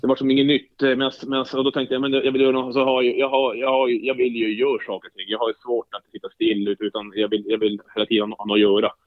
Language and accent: Swedish; Jokkmokk, Norrbotten County, Sweden; moved away; also born or lived in Eskilstuna; uppvuxen i Jokkmokk